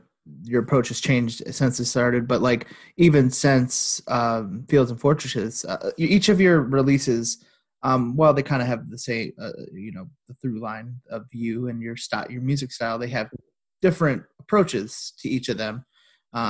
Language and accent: English; Dearborn, Michigan, United States; I was born somewhere in Dearborn.